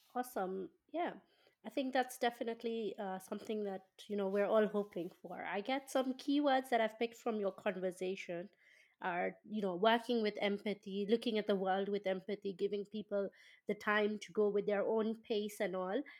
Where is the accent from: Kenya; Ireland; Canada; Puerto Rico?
Kenya; moved away as an adult; now in United Kingdom; I come from Kenya, and in Kenya, and my background is an, is an Indian